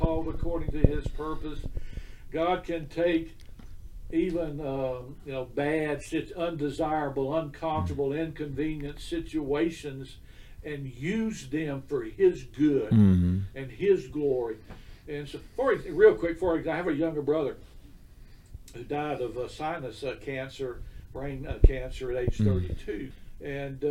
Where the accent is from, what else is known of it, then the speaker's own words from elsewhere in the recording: Pensacola, Florida, United States; moved away as an adult; now in Birmingham, United States; My wife and I both grew up in Pensacola